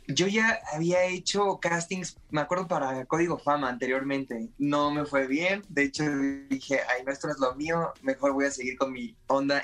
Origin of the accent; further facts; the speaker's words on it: Puebla, Mexico; yo soy de Puebla